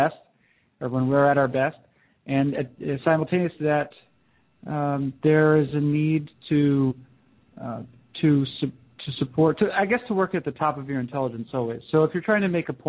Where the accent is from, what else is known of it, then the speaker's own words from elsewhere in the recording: New Hampshire, United States; I grew up in New Hampshire, and my family were all very dedicated and remain so Red Sox fans.